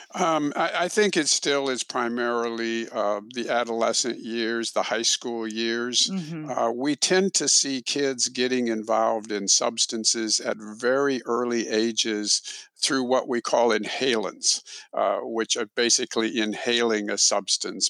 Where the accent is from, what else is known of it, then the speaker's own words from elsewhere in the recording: Illinois, United States; also born or lived in Texas; now in Houston, United States; I'm originally from Illinois